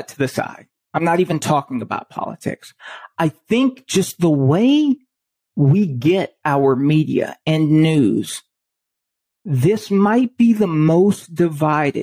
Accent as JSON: {"language": "English", "town": "Chicago", "region": "Illinois", "country": "United States", "tie": "born or raised there", "said": "I grew up, I was born in Chicago"}